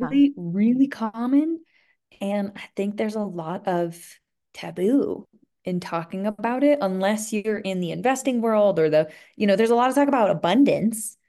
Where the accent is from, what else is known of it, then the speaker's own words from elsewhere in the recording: outside of Philadelphia, Pennsylvania, United States; moved away as an adult; also born or lived in Vermont; now in Colorado, United States; I grew up outside of Philadelphia in a pretty busy area